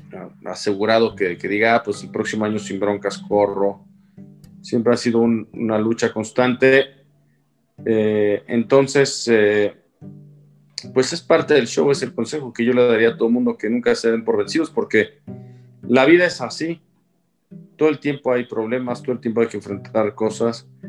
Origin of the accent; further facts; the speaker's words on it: Mexico; siempre como mexicano te da gusto que a otro le vaya bien